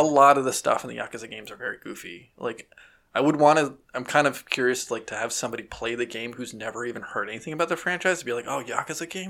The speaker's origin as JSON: {"language": "English", "country": "United States", "said": "we're American"}